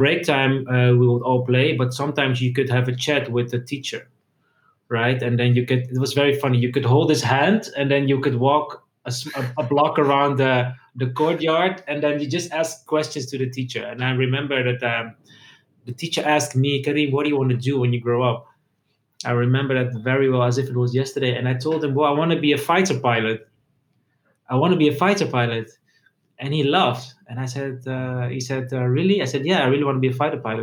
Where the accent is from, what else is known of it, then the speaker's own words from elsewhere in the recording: Netherlands; also born or lived in Egypt / Amsterdam; I grew up in the Netherlands, but I have my roots in Egypt and in Italy.